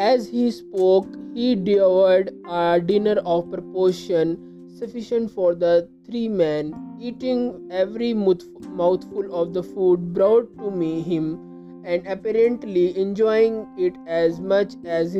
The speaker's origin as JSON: {"language": "English", "country": "India", "said": "I am from India"}